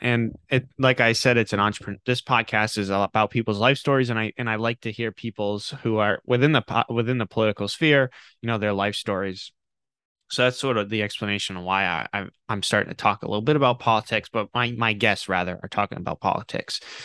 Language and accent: English; Rhode Island, United States; I grew up in Rhode Island